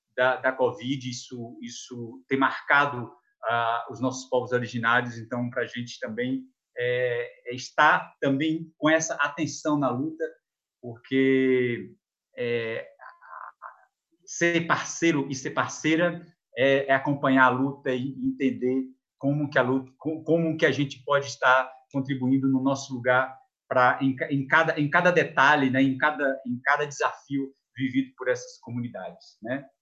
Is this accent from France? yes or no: no; south of Chapada Diamantina, Bahia, Brazil; região onde nasci, sul da Chapada Diamantina